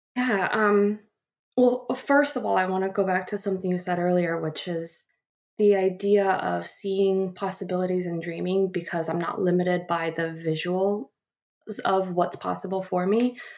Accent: Guam; moved away as an adult; also born or lived in Seoul, South Korea / Warren, Ohio / Phoenix, Arizona; I grew up in Guam

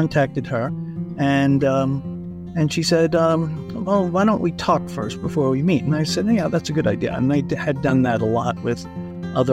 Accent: Colorado, United States; I'm from Colorado.

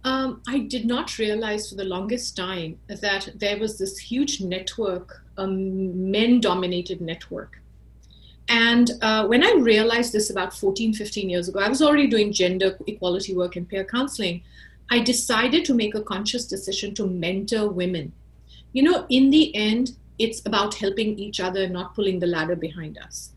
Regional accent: India; moved away as an adult; also born or lived in Silicon Valley, United States; now in United States; when I was growing up in India

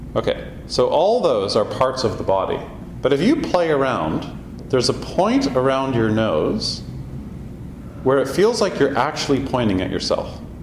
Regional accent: Canada; we're Canadian

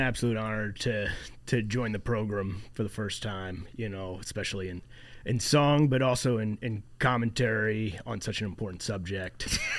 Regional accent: Maryland, United States; I'm a man from Maryland.

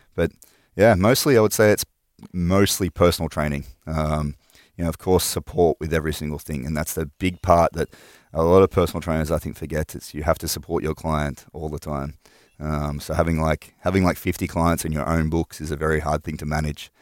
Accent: north of Sydney, New South Wales, Australia; moved away as an adult; also born or lived in Finland; I'm from Australia. right. um, from all around Australia, so mostly from like northern parts of Sydney, um, like two hours north of Sydney.

